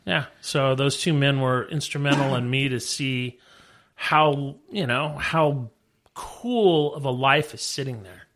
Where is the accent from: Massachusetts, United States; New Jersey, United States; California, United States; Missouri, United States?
California, United States; Redondo Beach; I grew up in Redondo.